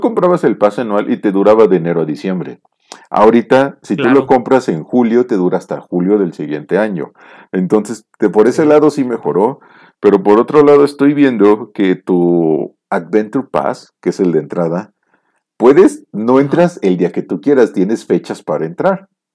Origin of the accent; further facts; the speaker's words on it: Mexico; como mexicano